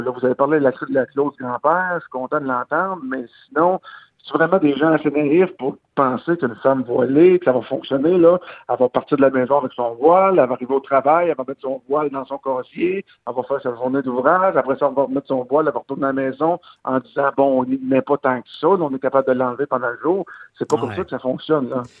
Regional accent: Gaspésie, Quebec, Canada; je viens, de la Gaspésie, je viens d'un peuple accueillant

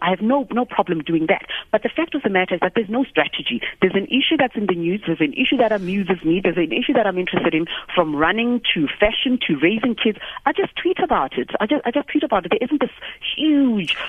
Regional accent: South Africa; I'm a South African.

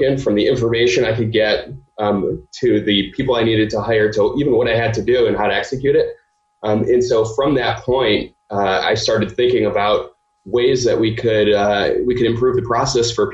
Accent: Cleveland, Ohio, United States; moved away as an adult; also born or lived in Michigan; now in Chicago, United States; So I grew up in Cleveland.

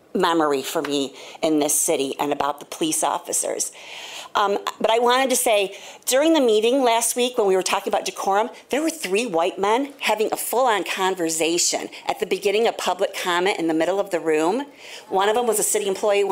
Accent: Grand Rapids, Michigan, United States; I grew up in the city. I grew up on Fuller.

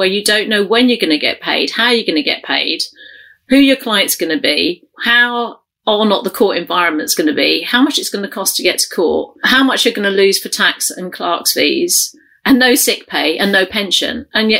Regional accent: London, United Kingdom; accent: London; The one thing I do regret dropping is I lost my accent. And with hindsight, I think that's a really big mistake to me. Because my home accent is very, very London, really London.

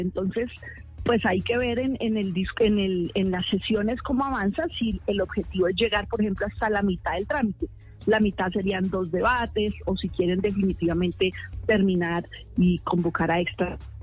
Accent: Arbeláez, Cundinamarca, Colombia; moved away; Arbela es Cundinamarca, mi pueblo

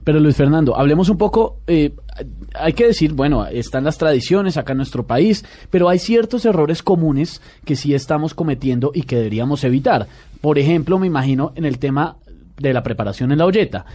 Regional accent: Colombia; somos colombianos y orgullosos de que nuestro café es el mejor

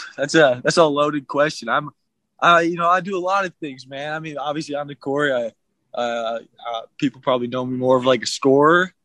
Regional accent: Midwest, United States; moved away as an adult; now in Utah, United States; I'm from the Midwest

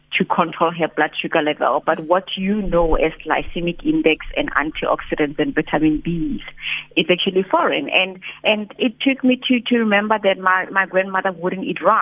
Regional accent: Rustenburg, North West, South Africa; I grew up in Rustenburg.

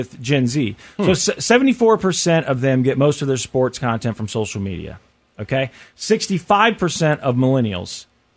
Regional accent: Kansas City, United States; growing up in Kansas City

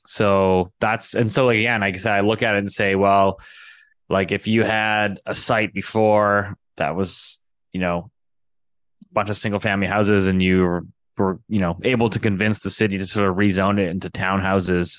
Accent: Richmond, British Columbia, Canada; I grew up in Richmond, BC

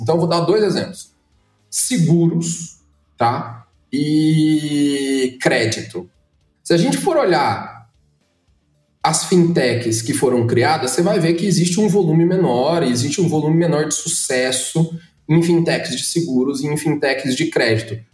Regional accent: Goiás, Brazil; now in São Paulo, Brazil; lá na minha terra, eu sou de Goiás

